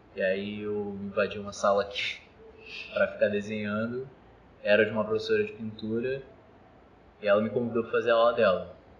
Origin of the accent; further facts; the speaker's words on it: Mesquita, Rio de Janeiro, Brazil; moved away as an adult; Cria de Mesquita. Morei minha vida toda, assim, basicamente, Mesquita